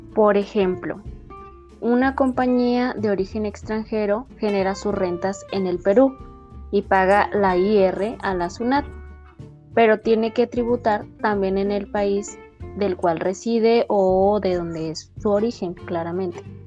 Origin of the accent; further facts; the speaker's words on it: Mexico; para la mayoría de nosotros como mexicanos